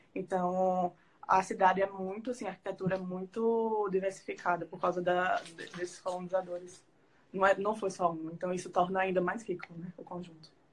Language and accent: Portuguese; Alagoas, Brazil; nós alagoanos